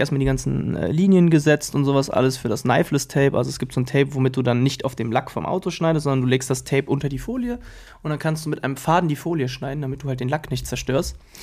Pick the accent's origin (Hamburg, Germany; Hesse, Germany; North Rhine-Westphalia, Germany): North Rhine-Westphalia, Germany; Krefeld; bei uns in Krefeld